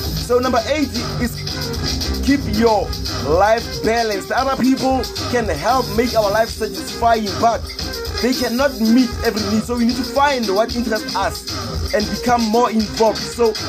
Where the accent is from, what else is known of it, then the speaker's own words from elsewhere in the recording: Palestine; America, USA, Brazil, South Africa, my home country, Palestine, and all of you guys.